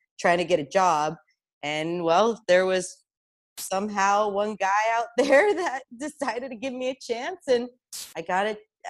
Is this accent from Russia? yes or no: yes; Russia; also born or lived in Tucson, Arizona, United States; now in United States; I was born in Russia and we actually immigrated to Tucson, Arizona, out of all places.